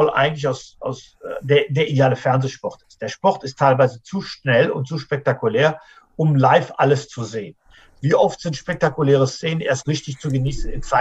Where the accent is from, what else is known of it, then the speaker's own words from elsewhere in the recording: North Rhine-Westphalia, Germany; wir sind alle Rheinländer.